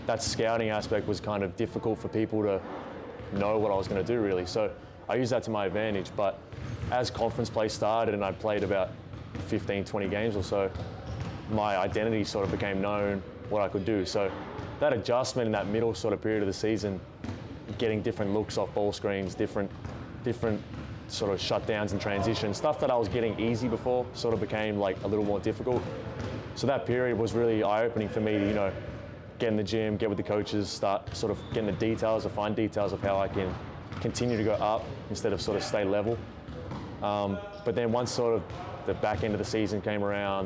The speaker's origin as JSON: {"language": "English", "town": "Melbourne", "region": "Victoria", "country": "Australia", "moved": "as an adult", "lives_now": "Buies Creek, United States", "said": "I'm from Melbourne, city in Victoria."}